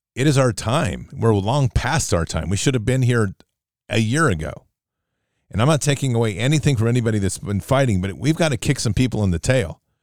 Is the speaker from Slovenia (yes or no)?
no; United States; I'm an American